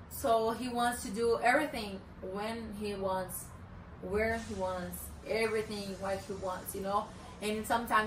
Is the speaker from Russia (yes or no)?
no; Brazil; first language Portuguese; English is a second language; moved away; I'm Brazilian.